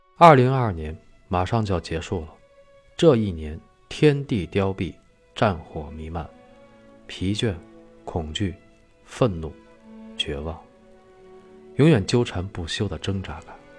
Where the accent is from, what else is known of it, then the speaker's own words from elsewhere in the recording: China; 我是一个中国人